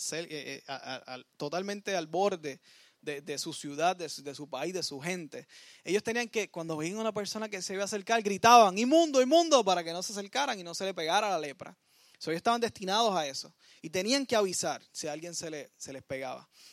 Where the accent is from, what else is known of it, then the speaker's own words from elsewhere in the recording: Puerto Rico; nosotros como puertorriqueños